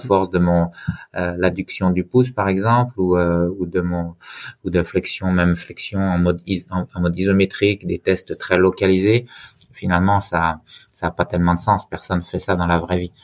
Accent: Haut-Jura, Bourgogne-Franche-Comté, France; moved away as an adult; also born or lived in Besançon / Lyon; je suis originaire du Jura, du Haut-Jura, et j'en suis fier

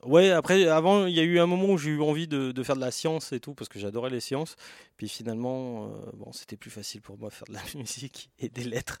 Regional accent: Yvelines, Île-de-France, France; je suis né, j'ai grandi en France.

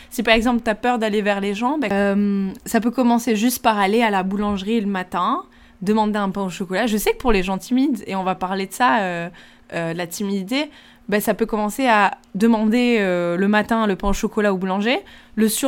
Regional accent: Italy; French is a second language; je vais euh, peut-être égoutter les pâtes parce que en tant que bonne

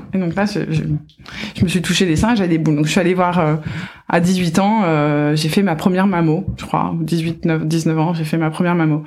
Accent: France; now in Washington, United States

